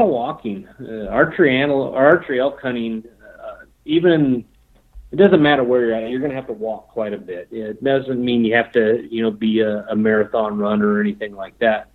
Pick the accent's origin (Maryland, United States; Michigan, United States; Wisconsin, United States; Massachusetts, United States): Michigan, United States; Charlevoix; moved away as an adult; also born or lived in Washington; now in Wyoming, United States; I lived there for 11 years.